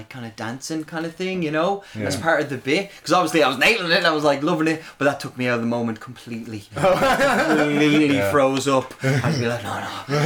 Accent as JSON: {"language": "English", "town": "Dublin", "region": "Leinster", "country": "Ireland", "said": "I'm from Blanchardstown, and we've basically no nightclubs out there anymore"}